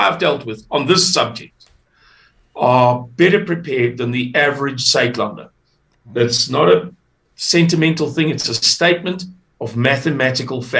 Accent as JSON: {"language": "English", "town": "Amanzimtoti", "region": "KwaZulu-Natal", "country": "South Africa", "tie": "born or raised there", "said": "I come from KwaZulu-Natal. I come from Amanzimtoti"}